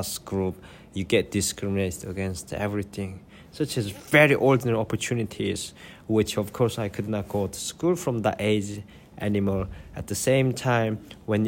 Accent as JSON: {"language": "English", "country": "North Korea", "tie": "born or raised there", "moved": "yes", "lives_now": "United Kingdom", "said": "I live in the UK now, but I was born in North Korea and escaped"}